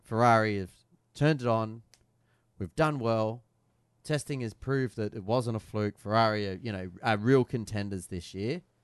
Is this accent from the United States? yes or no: no; Australia; As an Aussie